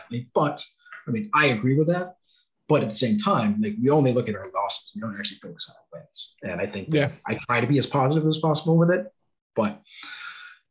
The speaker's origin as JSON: {"language": "English", "country": "United States", "said": "I'm from the States."}